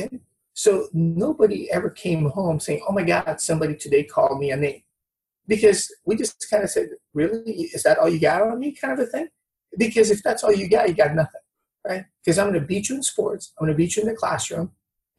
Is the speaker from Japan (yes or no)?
no; Brazil; moved away; also born or lived in Newport Beach; I'm from Brazil.